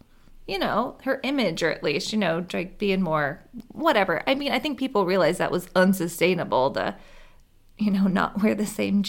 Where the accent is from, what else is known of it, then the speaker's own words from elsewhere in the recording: Central Missouri, United States; I grew up in Central Missouri.